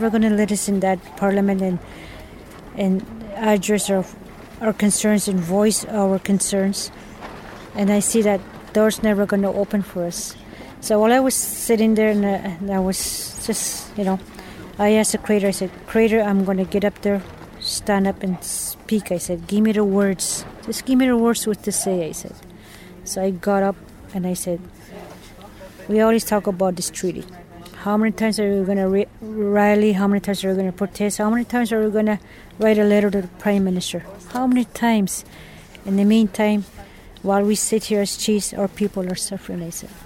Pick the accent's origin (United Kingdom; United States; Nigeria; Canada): Canada; in Canada we are peaceful people